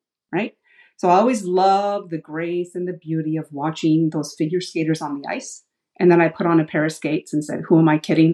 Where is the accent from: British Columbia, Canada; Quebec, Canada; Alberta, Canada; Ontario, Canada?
Ontario, Canada; Ottawa; I grew up in Ottawa, which is Canada's capital. So I'm an Ottawa girl, born and raised